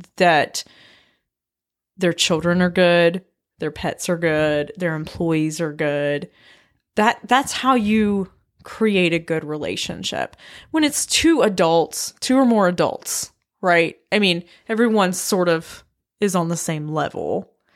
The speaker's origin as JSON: {"language": "English", "area": "Blue Ridge Mountains", "region": "Appalachia", "country": "United States", "tie": "born or raised there", "said": "my hometown, like, Appalachia, like, Blue Ridge Mountains"}